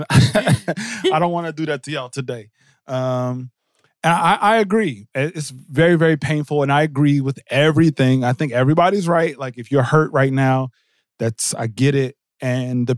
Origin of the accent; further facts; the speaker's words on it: Jersey City, New Jersey, United States; I grew up in Jersey City, New Jersey